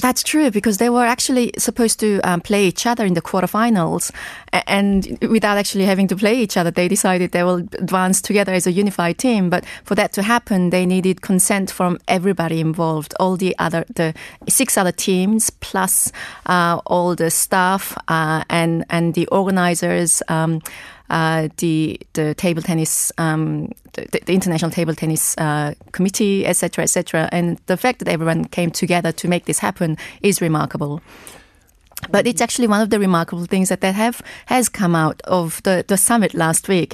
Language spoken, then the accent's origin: English; South Korea; also born or lived in England